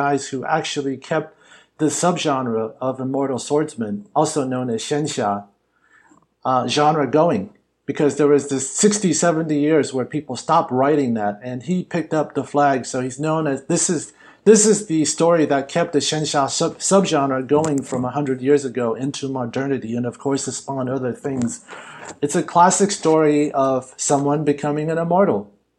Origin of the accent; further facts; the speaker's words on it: Hollywood, California, United States; Look, growing up Chinese American, and actually growing up in Hollywood, I thought I had to go to China in order to make content that had people who looked like me in central roles.